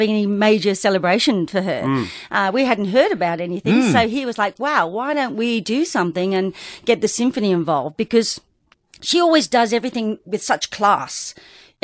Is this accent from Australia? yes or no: yes; Australia; also born or lived in England / Adelaide, South Australia / Sydney, New South Wales; they brought the whole family to Australia in 1966, and we landed in Adelaide, and I started school at Elizabeth Park. So I was there for about 5 years, and then we moved on to Sydney